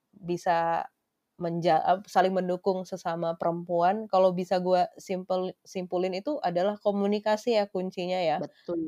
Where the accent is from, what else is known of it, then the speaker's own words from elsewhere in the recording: Indonesia; gue orang Indonesia